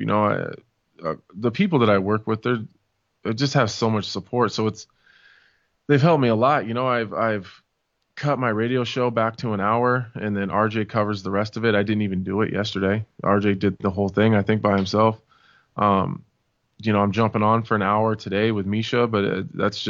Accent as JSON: {"language": "English", "region": "Nebraska", "country": "United States", "said": "I'm from Nebraska"}